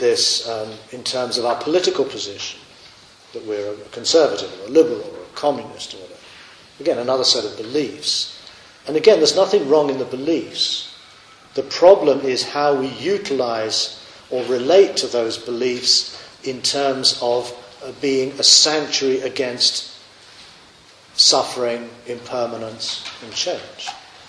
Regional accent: Australia; You know, I am an Australian. And when Australia does well at the Olympics, we instinctively stand up and go, yeah!

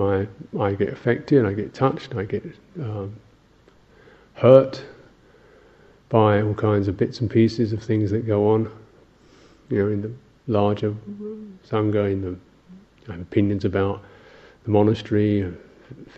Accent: England, United Kingdom

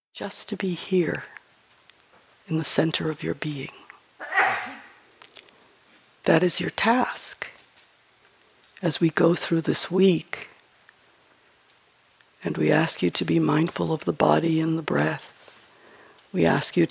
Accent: New York, United States; I'm from New York

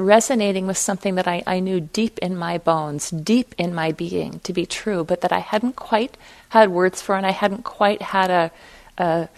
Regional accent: Fargo, North Dakota, United States; I was raised in Fargo, North Dakota

